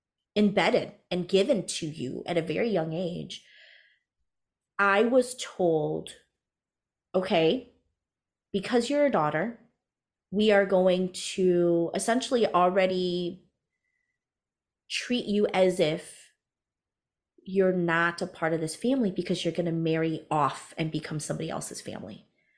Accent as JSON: {"language": "English", "country": "United States", "tie": "born or raised there", "said": "So I am Hmong American, first generation born American, first generation entrepreneur."}